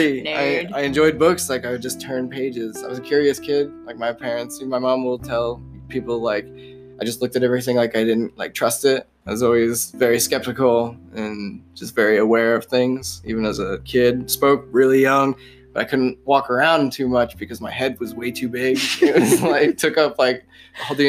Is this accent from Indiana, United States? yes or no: yes; Mulberry, Indiana, United States; first language English; also born or lived in Lafayette, Indiana; I was born in home hospital, Lafayette, Indiana. But I grew up in Mulberry, Indiana, which is like a small podunk town in between two bean fields